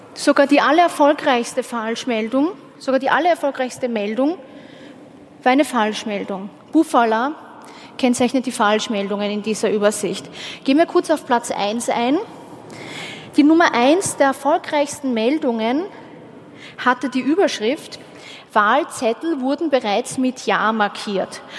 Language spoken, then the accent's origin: German; Austria; ich war nicht die einzige Österreicherin dort